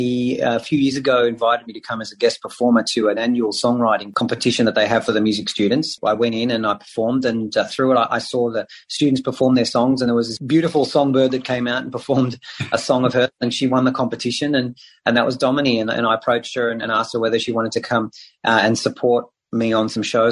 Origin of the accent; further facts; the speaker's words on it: Israel; moved away; I speak Hebrew. I grew up in Israel.